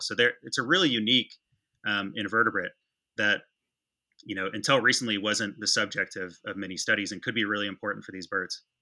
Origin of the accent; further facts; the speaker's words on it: West Michigan, United States; I grew up in West Michigan